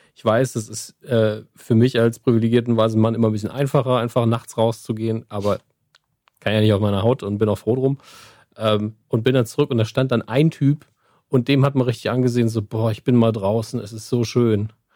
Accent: Saarland, Germany; Ich bin Saarländer, ja. Wir, wir grillen eigentlich automatisch

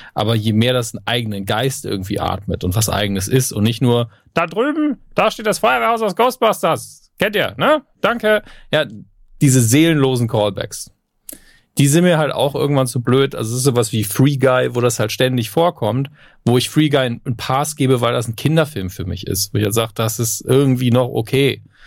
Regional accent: Germany; bei uns in Deutschland

